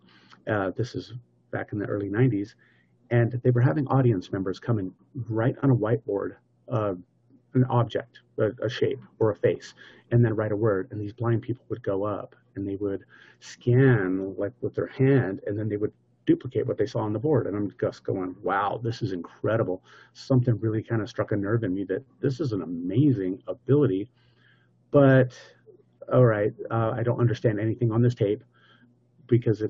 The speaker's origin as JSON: {"language": "English", "country": "United States", "said": "I'm American."}